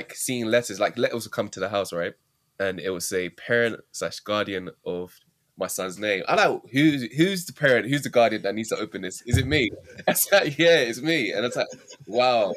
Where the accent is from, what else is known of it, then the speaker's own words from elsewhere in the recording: London, United Kingdom; also born or lived in Kent; I'm actually from Brixton. I grew up in Brixton, South London, but I currently reside in West London.